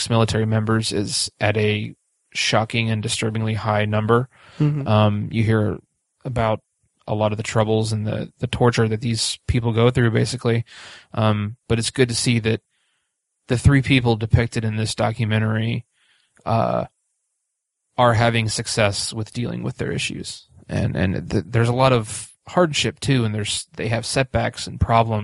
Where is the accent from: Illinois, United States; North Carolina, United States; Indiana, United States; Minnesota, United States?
Indiana, United States; Speedway; growing up in Speedway